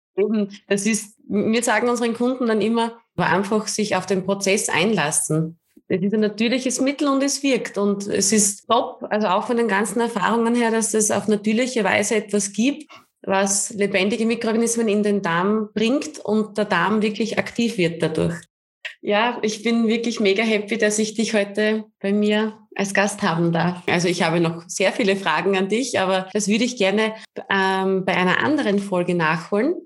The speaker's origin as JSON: {"language": "German", "country": "Austria", "said": "bei uns in Österreich"}